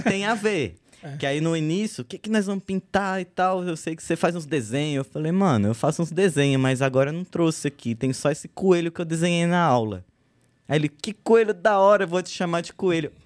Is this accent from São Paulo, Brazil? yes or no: yes; São Paulo, Brazil; also born or lived in Uberlândia; Eu sou da Zona Norte, falando da, da galera da Zona Norte. Zona pá, Norte. Falei, não, é. sou da Zona Norte. Cresci na região ali da divisa com Guarulhos, fundão do Tucuruvi.